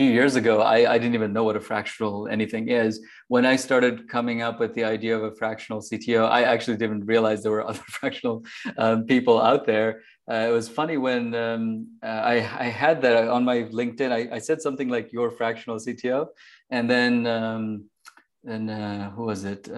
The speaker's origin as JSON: {"language": "English", "country": "Bangladesh", "tie": "born or raised there", "moved": "yes", "said": "I was born in Bangladesh, actually, just next to India. So I spent obviously a lot of my life there"}